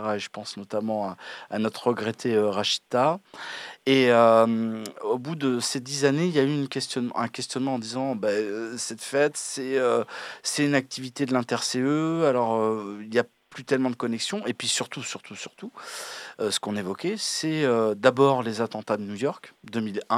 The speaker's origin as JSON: {"language": "French", "country": "France", "said": "en tant que Français métropolitains"}